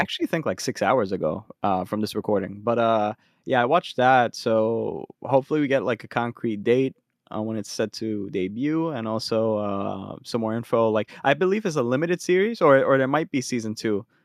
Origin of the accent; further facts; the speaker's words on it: Philadelphia, Pennsylvania, United States; we're from Philly